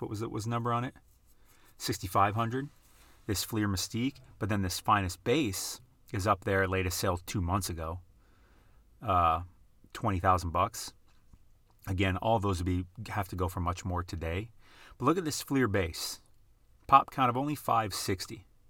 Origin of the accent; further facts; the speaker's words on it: Midwest, United States; now in West Coast, United States; at least we say in the Midwest